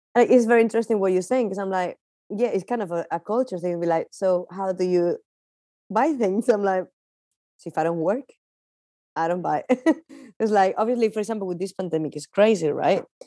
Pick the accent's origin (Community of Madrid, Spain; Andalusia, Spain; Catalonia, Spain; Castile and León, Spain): Castile and León, Spain; Palencia; English is a second language; moved away as an adult; also born or lived in London; I'm from Palencia, and it's very small city.